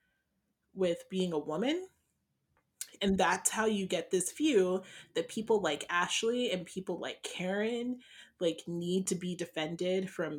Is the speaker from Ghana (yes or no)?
yes; Ghana; I'm not Nigerian, I'm Ghanaian